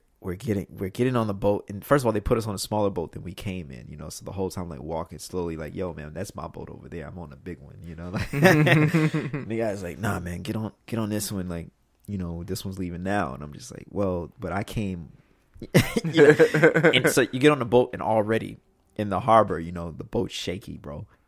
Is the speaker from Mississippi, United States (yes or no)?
yes; Mississippi, United States; Like, you know, like I'm from Mississippi.